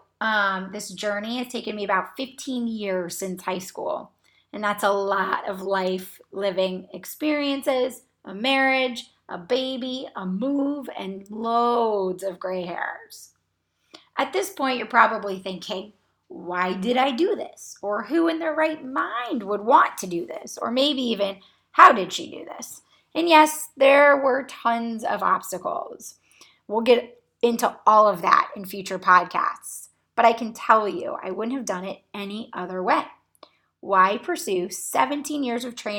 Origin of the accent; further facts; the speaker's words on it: Cocoa Beach, Florida, United States; moved away as an adult; now in Akron, United States; I was born and raised in Cocoa Beach, Florida, which is on the Space Coast near NASA and Kennedy Space Center.